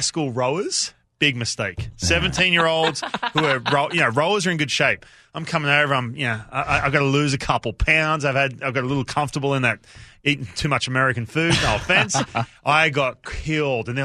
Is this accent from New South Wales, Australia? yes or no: yes; Newcastle, New South Wales, Australia; moved away; Parramatta Eels was my team as a kid, but I grew up in Newcastle